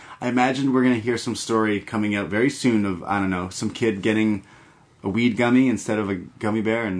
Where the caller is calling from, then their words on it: Rochester, New York, United States; What's up? I'm … from Rochester, New York. Long time listener. This is my first time posting.